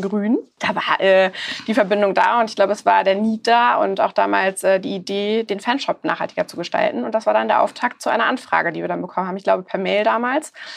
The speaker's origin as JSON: {"language": "German", "region": "Hamburg", "country": "Germany", "said": "ich bin Hamburgerin"}